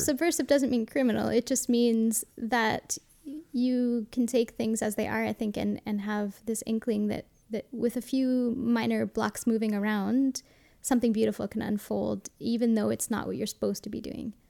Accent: Montreal, Quebec, Canada; moved away as an adult; I grew up in the West Island, not far from the airport

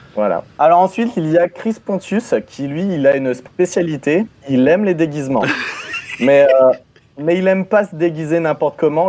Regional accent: Normandy, France; je suis normand

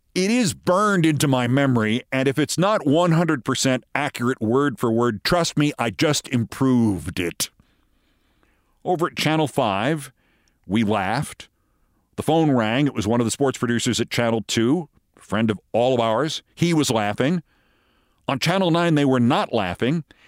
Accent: New York, United States; also born or lived in Los Angeles; the A B C station in my hometown here in New York

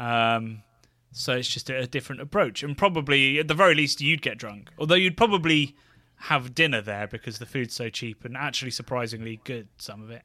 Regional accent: Oxfordshire, South East England, United Kingdom; a fish and chip shop in my hometown that used to, it was a smart fish and chips, if anybody's from that part, like, Oxfordshire region

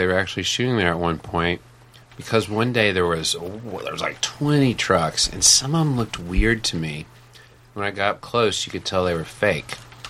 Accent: the South, Arkansas, United States; moved away as an adult; also born or lived in Northeast US / Chicago; now in New York, United States; I'm from the South, and I went to school in the Northeast. People, like, I never realized I had an accent. I feel like compared to the rest of my friends in Arkansas, I didn't have an accent, you know?

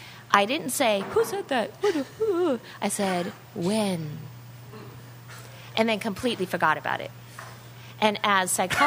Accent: California, United States; Totally. I'm from California. Totally.

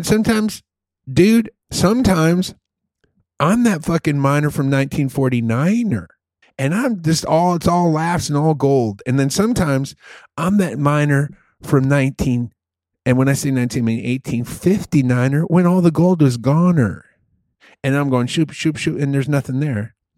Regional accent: Chicago, Illinois, United States; Because we're from Chicago and we love the Pope.

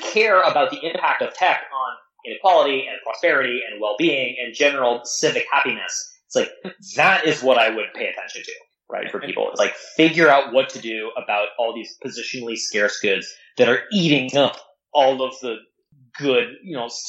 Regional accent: Canada; I mean, I'm Canadian, so we have single-payer healthcare that works, so blame me.

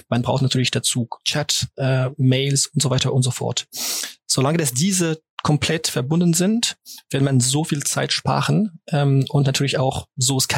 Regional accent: France; German is a second language; Auf Deutsch ein bisschen äh, zusammen, wie du es erwähnt hast, bin ich Franzose.

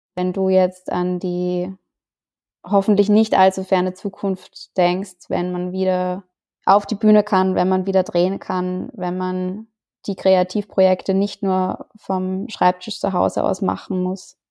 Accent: Austria; ich bin Österreicherin

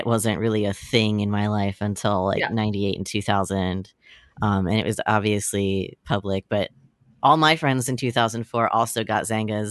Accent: Florida, United States; moved away; there was like a large community of homeschoolers where I grew up in Florida

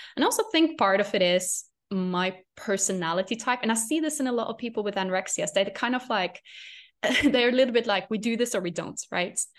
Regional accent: Norway; English is a second language; moved away; I was in Norway at this point, which is my home country

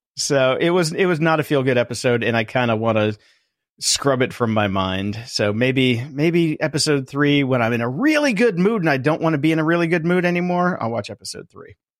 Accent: Midwest, United States; now in Hollywood, United States; I come from the Midwest.

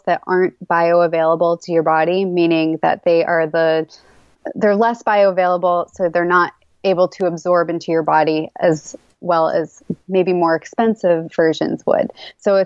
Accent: Massachusetts, United States; born and raised in Massachusetts

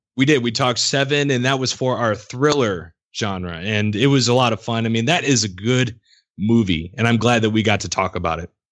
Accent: United States; also born or lived in Illinois side of St. Louis area; now in Missouri, United States; I grew up around St. Louis, like all my life

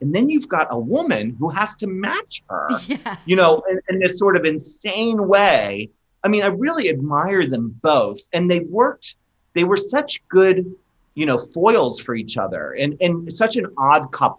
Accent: Maryland, United States; a kid growing up in Maryland

